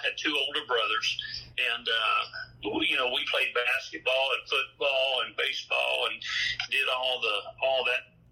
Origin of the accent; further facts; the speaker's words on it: Pine Bluff, Arkansas, United States; also born or lived in Hot Springs, Arkansas; Pine Bluff, Arkansas, which was my hometown